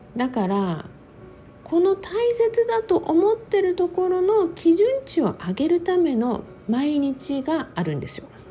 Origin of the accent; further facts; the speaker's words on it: Okinawa, Japan; moved away as an adult; now in United States; 私は沖縄生まれ沖縄育ち